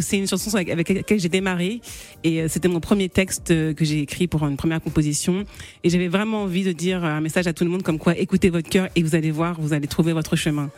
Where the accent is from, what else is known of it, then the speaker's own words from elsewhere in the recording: Rouen, Normandy, France; je suis originaire de Guinée-Bissau, je suis née en Normandie, à Rouen